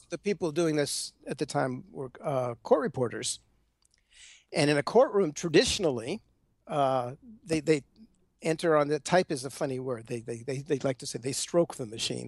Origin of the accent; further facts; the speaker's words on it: Los Angeles, California, United States; moved away; I was out there in LA. Uh, which is where I which is where I grew up